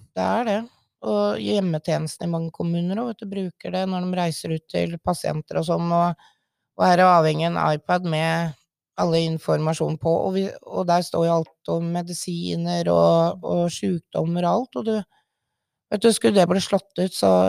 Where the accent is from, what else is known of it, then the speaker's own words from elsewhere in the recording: Sørumsand, Akershus, Norway; moved away as an adult; now in Våler, Norway; Jeg er egentlig fra Sørumsand, i Sørum kommune